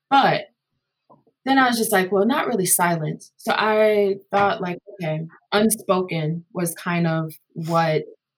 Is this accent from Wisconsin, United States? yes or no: yes; Madison, Wisconsin, United States; I am from Madison, Wisconsin, but I was also raised heavily by my grandmother who is from the South.